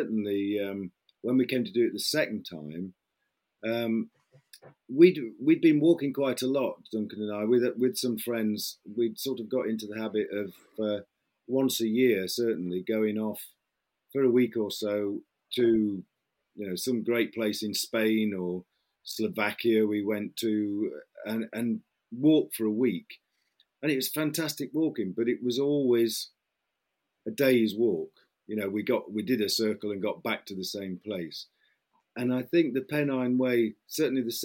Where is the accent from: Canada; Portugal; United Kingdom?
United Kingdom; Midlands; moved away; also born or lived in Essex; I come from, you might be able to tell from my accent, I'm not actually from Essex. I come from the Midlands.